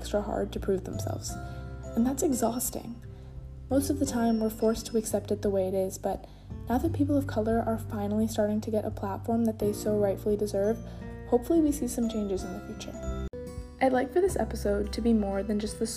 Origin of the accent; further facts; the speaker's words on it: Sharon, United States; the people I grew up with in Sharon